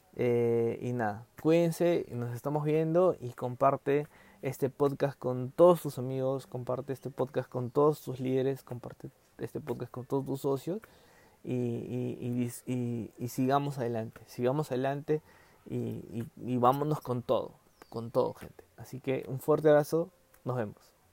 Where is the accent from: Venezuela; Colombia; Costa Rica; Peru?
Peru; ahorita estamos en Perú porque somos peruanos